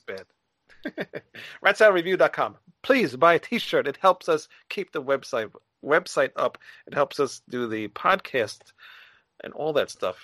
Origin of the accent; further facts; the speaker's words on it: New York, United States; I'm from New York